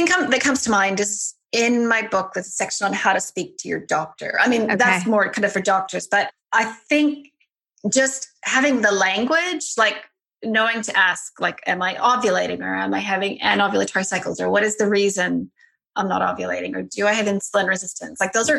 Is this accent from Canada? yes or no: yes; Alberta, Canada; South of Calgary.